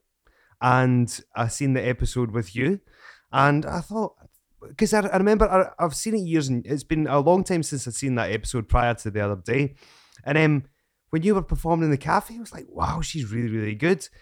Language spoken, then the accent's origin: English; Scotland, United Kingdom; I am, as you know from my accent, I am from Scotland